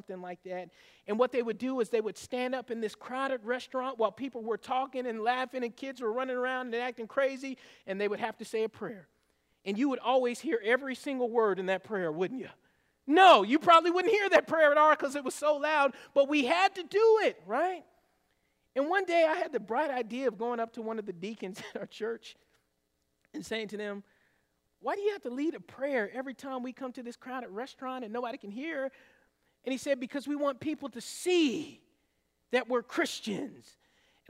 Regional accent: the South, United States; I grew up in the South

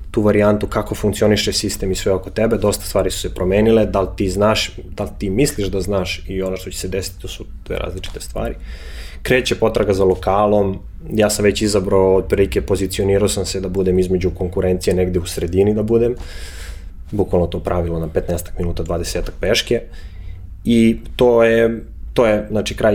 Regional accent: Belgrade, Serbia; moved away as an adult; also born or lived in Milan, Italy; ja iz Beograda zapravo nisam otišao zato što mi je bilo loše.

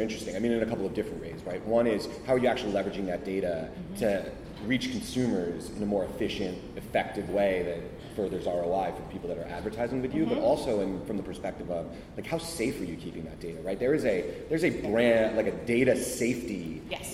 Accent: United States; I actually grew up across the river.

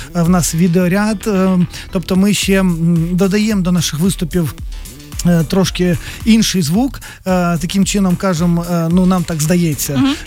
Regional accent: Kremenchuk, Poltava Oblast, Ukraine; ми з Кременчука, Кременчук маленьке місто

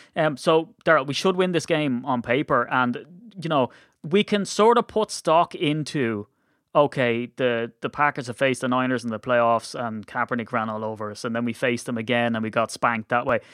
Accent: Ireland; we're Irish

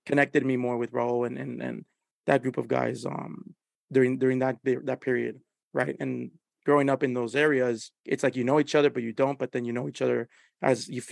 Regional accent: Los Angeles, California, United States; We grew up down the street. I grew up on Hoover and 24th.

